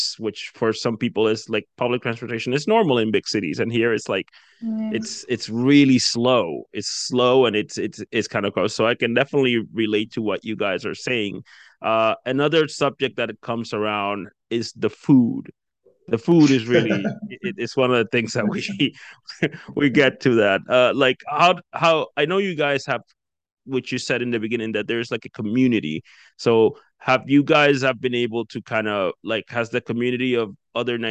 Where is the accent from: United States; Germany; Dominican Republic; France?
Dominican Republic; now in Moncton, Canada; I come from the Dominican Republic as well. I've been living here for quite a while now